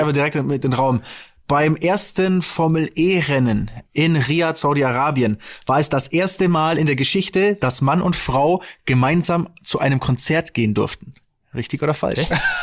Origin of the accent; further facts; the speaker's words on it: Stuttgart, Baden-Württemberg, Germany; bei uns in Stuttgart